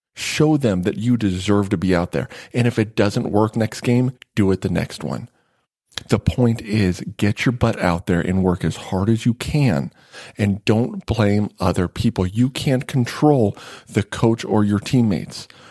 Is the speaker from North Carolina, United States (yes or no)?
no; Nevada, United States; I grew up in Nevada